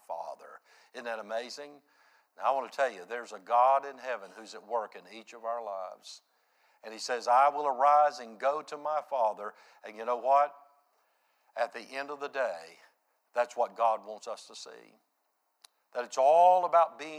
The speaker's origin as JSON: {"language": "English", "country": "United States", "tie": "born or raised there", "said": "I grew up there in Reimertown"}